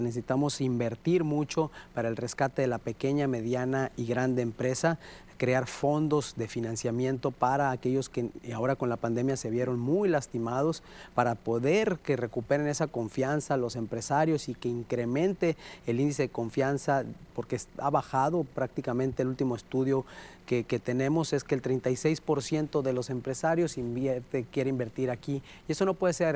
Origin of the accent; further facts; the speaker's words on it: Sinaloa, Mexico; lo que somos los sinaloenses